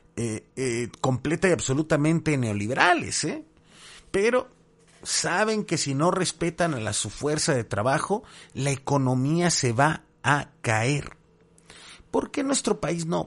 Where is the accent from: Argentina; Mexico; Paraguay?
Mexico; tenemos como mexicanas y mexicanos